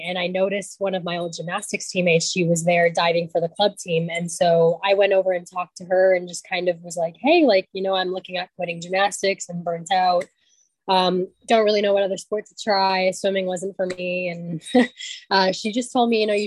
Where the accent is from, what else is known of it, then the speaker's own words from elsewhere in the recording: Tucson, Arizona, United States; I grew up in the Tucson community